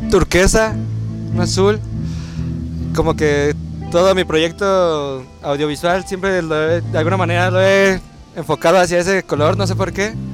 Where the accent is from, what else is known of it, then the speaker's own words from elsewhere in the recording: Mexico City, Mexico; born there; also born or lived in Los Cabos; yo nací aquí en la Ciudad de México, y pues el proyecto inició aquí, pero justo en esos momentos nos fuimos a, a Los Cabos, a California